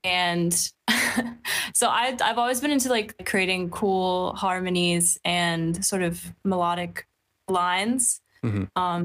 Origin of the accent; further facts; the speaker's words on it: Philadelphia, Pennsylvania, United States; moved away as an adult; also born or lived in Watford, England; now in London, United Kingdom; for about 9 years, I grew up there. My dad got work.